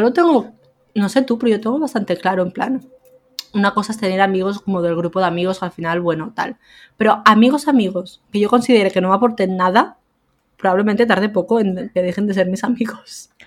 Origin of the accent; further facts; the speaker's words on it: a village in Lleida, Catalonia, Spain; moved away as an adult; now in Barcelona, Spain; yo me vine de, de Lleida, a, bueno, de un pueblo de Lleida a vivir a Barcelona. Y claro, tengo a mi familia al final y a mis amigos toda la vida en un pueblo